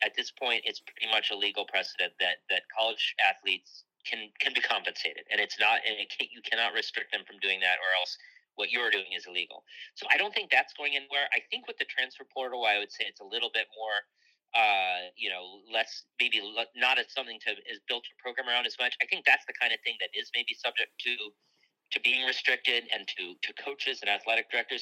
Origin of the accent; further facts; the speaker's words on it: Michigan, United States; I grew up in Michigan